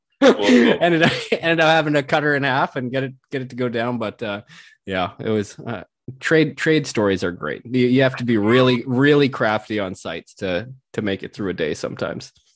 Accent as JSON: {"language": "English", "region": "West Coast", "country": "Canada", "said": "I'm from the West Coast"}